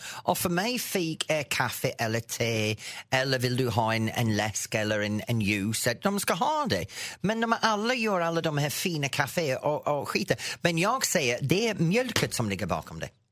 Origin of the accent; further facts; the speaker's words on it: England, United Kingdom; Swedish is a second language; now in Norrtälje, Sweden; mitt hemland England